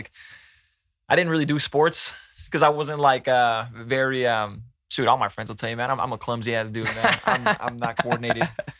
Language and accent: English; Tracy, California, United States; born or raised there; also born or lived in San Mateo, California